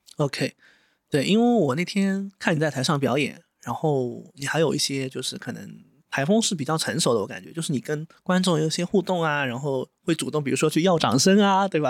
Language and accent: Chinese; Wuxi, Jiangsu, China; 我们都是无锡人嘛